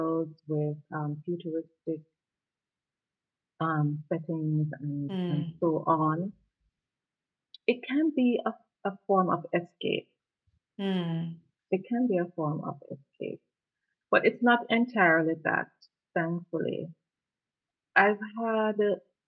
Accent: Jamaica; first language Jamaican Patois; I'm Jamaican, so I'll always represent

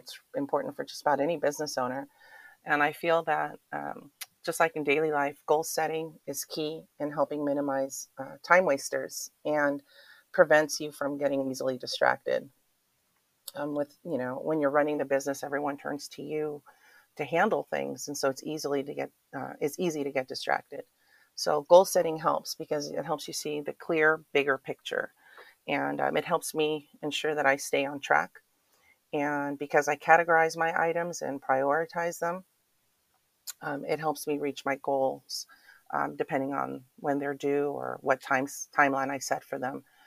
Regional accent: Oakland, California, United States; also born or lived in San Francisco, United States; now in Pleasant Hill, United States; I grew up in Oakland

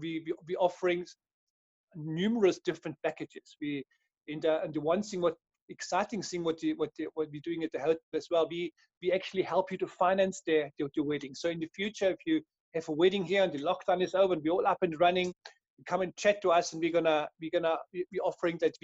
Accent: Austria; moved away as an adult; also born or lived in Cape Town, South Africa; now in South Africa; maybe here in the accent, I'm from Europe, I'm from Austria

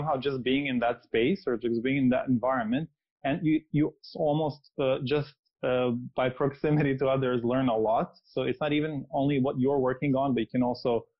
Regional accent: Serbia; moved away as an adult; also born or lived in London, United Kingdom; I'm originally from Serbia. I finished my undergrad and my first master's course in Belgrade

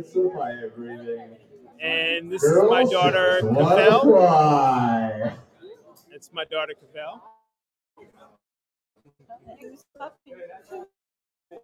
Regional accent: Long Island, New York, United States; moved away as an adult; now in Americus, United States; Well, from Long Island, but I moved to Americus right here about 19 minutes from here, in September, back in September.

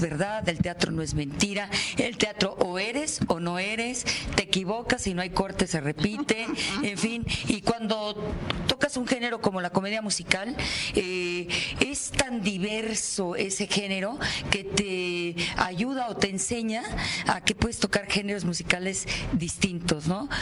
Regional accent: Nuevo León, Mexico; del estado donde yo nací, que es Nuevo León

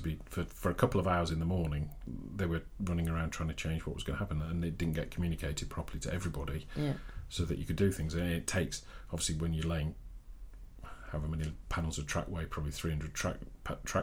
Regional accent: Yorkshire and the Humber, United Kingdom; I'm from Yorkshire

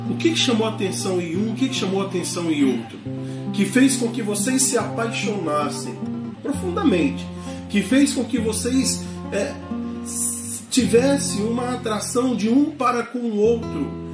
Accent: Varginha, Minas Gerais, Brazil; moved away as an adult; also born or lived in Imperatriz, Maranhão; now in Parauapebas, Brazil; sou natural da cidade de Varginha, sul de Minas Gerais

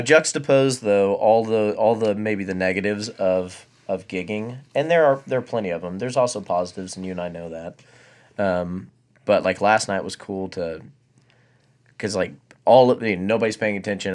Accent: Abilene, Texas, United States; also born or lived in Tennessee; Abileen's my hometown

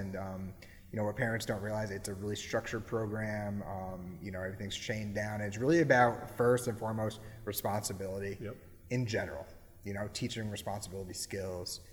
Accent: Cheshire, Connecticut, United States; where I grew up in Cheshire

